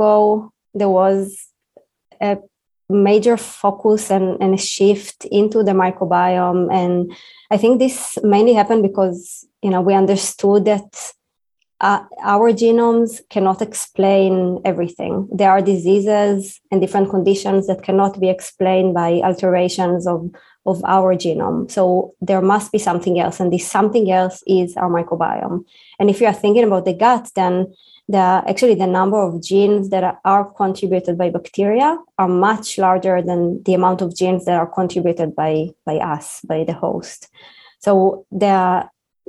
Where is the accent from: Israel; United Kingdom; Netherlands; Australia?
Israel; moved away as an adult; now in United States; I'm an Israeli scientist. I was born in Israel and I was trained in Israel